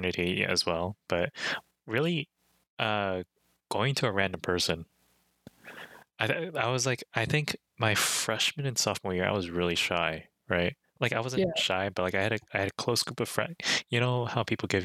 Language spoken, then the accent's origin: English; Chicago, Illinois, United States; my hometown, or our hometown, I've personally been here like all my life